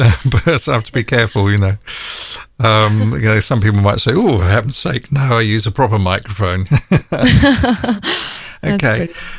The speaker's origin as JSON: {"language": "English", "region": "London", "country": "United Kingdom", "tie": "born or raised there", "said": "I was born in North London."}